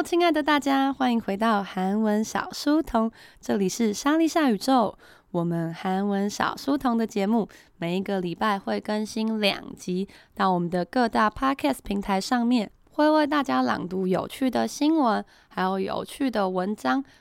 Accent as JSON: {"language": "Chinese", "country": "Taiwan", "said": "我们台湾人"}